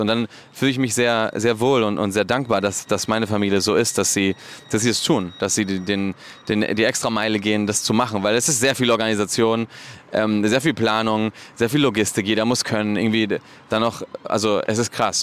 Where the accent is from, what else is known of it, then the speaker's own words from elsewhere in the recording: Barcelona, Catalonia, Spain; moved away as an adult; also born or lived in Madrid / Berlin; ich bin ja aus Barcelona